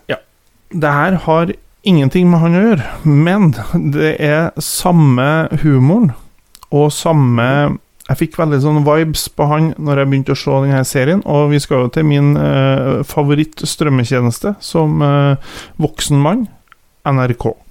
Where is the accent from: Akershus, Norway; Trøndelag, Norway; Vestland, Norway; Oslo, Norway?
Trøndelag, Norway; Kvål; Jeg er jo fra Kvål